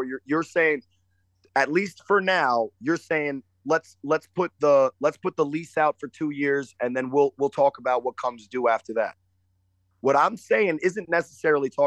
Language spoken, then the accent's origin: English; New Jersey, United States; we're from New Jersey